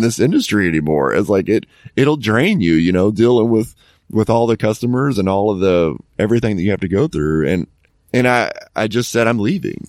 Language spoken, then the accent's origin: English; Dallas, Texas, United States; moved away as an adult; also born or lived in Tennessee; my hometown is in, in the Dallas area.